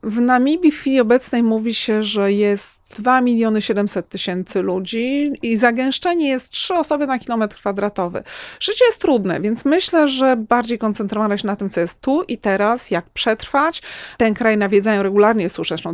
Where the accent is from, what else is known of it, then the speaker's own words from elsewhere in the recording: Kraków, Lesser Poland, Poland; u nas w Krakowie